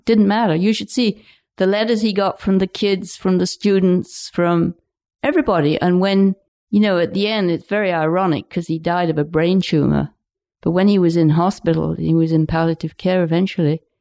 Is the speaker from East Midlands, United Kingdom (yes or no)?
yes; Lincolnshire, East Midlands, United Kingdom; now in Pender Island, Canada; where we were in Lincolnshire, it's totally flat